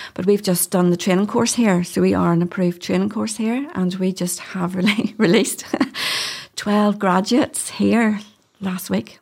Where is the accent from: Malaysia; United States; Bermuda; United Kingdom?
United Kingdom; Hillsborough, Northern Ireland; also born or lived in London; I grew up in Hillsborough